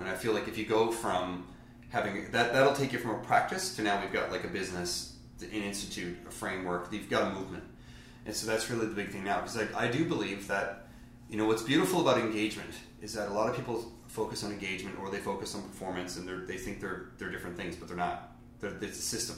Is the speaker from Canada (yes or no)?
yes; Newfoundland and Labrador, Canada; I'm from Newfoundland.